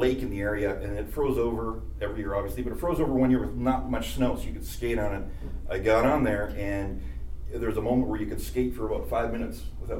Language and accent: English; Canada; Culturally, it went with everything.